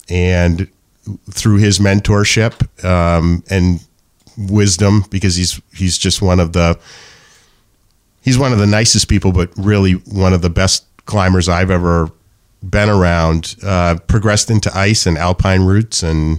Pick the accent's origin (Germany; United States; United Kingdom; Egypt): United States; New Hampshire; born there; I was born in New Hampshire. I've never left.